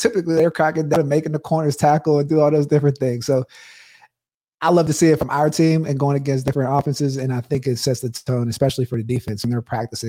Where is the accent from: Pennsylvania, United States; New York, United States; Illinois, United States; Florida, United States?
Pennsylvania, United States; Pittsburgh; growing up in Pittsburgh